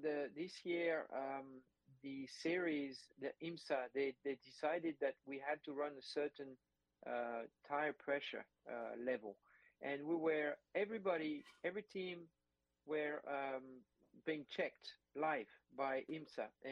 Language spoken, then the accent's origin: English; France; moved away; I'm originally from France